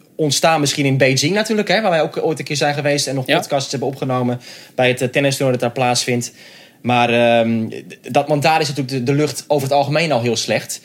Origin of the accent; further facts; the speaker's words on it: Netherlands; voor ons als Nederlanders